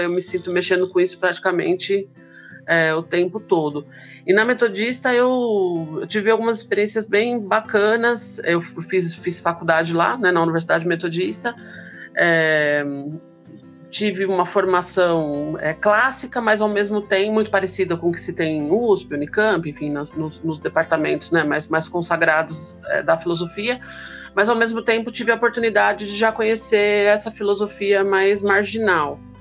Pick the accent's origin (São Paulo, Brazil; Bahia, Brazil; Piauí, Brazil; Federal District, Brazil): São Paulo, Brazil; ABC Paulista; moved away as an adult; now in São Paulo, Brazil; Eu sou do ABC Paulista, né? moro em São Paulo agora, mas morei boa parte da minha vida no ABC Paulista